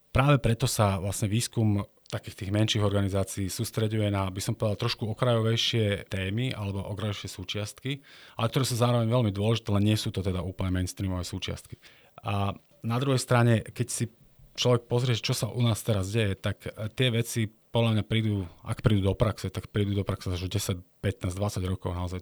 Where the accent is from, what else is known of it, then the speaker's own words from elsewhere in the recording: Tvrdošín, Žilina Region, Slovakia; moved away as an adult; now in Stupava, Slovakia; Ja som z Oravy, otec pracoval v Tesla Orava. Potom som vlastne ukončil strednú priemyselnú školu elektrotechnickú no, e, na mojej rodnej Orave v Tvrdošine